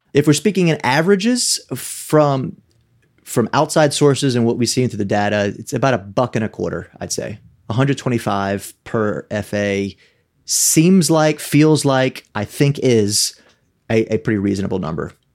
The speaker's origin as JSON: {"language": "English", "region": "South Louisiana", "country": "United States", "tie": "born or raised there", "said": "growing up in South Louisiana"}